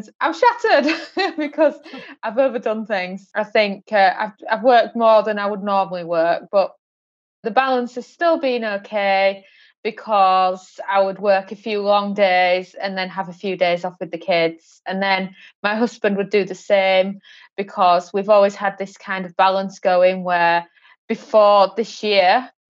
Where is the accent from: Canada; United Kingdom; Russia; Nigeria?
United Kingdom; now in Portugal; we currently reside in Portugal, even though we're British born